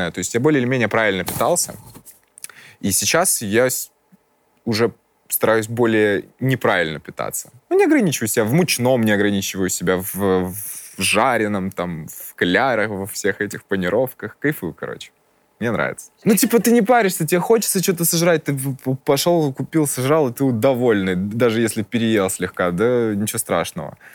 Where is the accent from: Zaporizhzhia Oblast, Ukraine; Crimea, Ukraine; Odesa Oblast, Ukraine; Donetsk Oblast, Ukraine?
Crimea, Ukraine; Я из Крыма. У нас там это винные столицы. То есть я... Мы из Крыма.